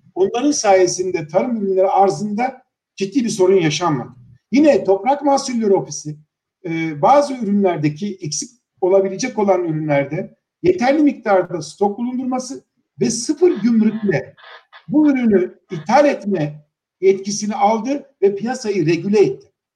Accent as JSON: {"language": "Turkish", "town": "İnebolu", "region": "Kastamonu", "country": "Turkey", "tie": "born or raised there", "also_born_or_lived": "Samsun / Istanbul", "moved": "as an adult", "said": "liseyi, ilkokul, ortaokul ve liseyi orada bitirdikten sonra"}